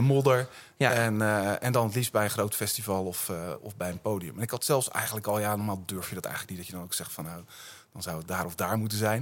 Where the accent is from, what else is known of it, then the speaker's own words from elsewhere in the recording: Utrecht, Netherlands; ik ben een Utrechter, ja. En ik woon in, in Buitenwitte Vrouwen